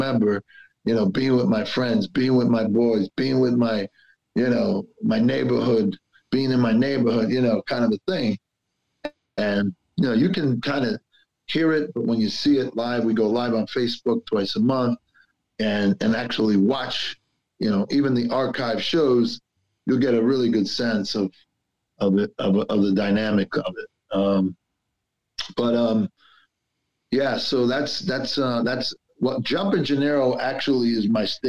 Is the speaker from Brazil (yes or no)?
no; Clifton, New Jersey, United States; also born or lived in Belleville, New Jersey / Newark, New Jersey; me growing up in Clifton and then in Belleville and then hanging out and working in Newark